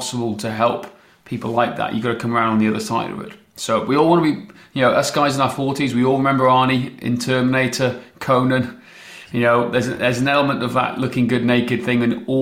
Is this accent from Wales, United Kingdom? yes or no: yes; Welsh, Wales, United Kingdom; I am Welsh